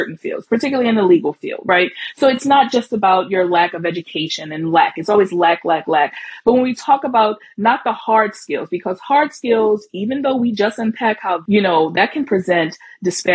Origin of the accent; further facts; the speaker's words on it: New Orleans, Louisiana, United States; accent: Southern drawl; now in New York, United States; I'm from New Orleans